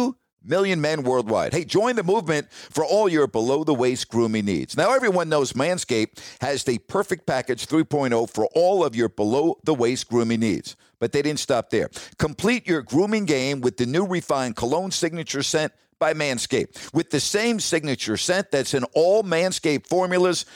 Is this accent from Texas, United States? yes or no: no; New York, United States; moved away; growing up in New York